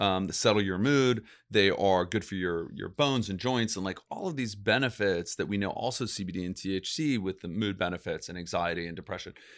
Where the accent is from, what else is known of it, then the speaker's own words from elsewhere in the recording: Los Angeles, California, United States; I was born actually in Los Angeles